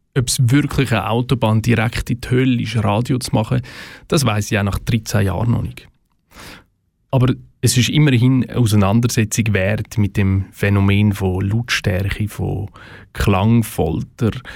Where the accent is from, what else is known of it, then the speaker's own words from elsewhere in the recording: Switzerland; bei uns in der Schweiz